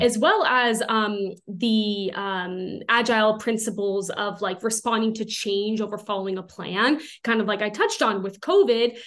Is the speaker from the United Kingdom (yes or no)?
no; Southern California, United States; moved away as an adult; now in Utah, United States; I am originally from Southern California. I moved up to Utah quite a few years ago now